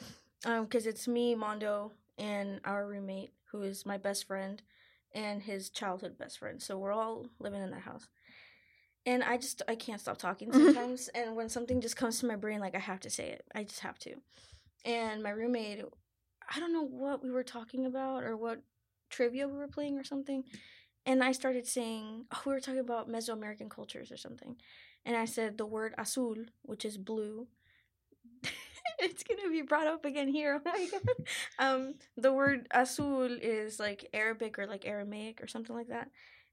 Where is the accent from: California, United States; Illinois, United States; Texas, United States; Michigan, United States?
Texas, United States; Roma; I am from Roma, Texas, which is like about maybe an hour or so away from like Laredo, Zapata, or like McAllen.